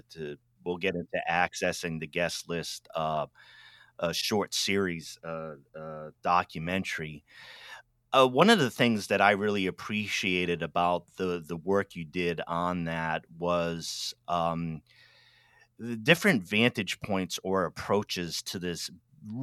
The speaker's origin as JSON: {"language": "English", "town": "Pawtucket", "region": "Rhode Island", "country": "United States", "said": "I'm from Rhode Island, Pawtucket, Rhode Island, originally"}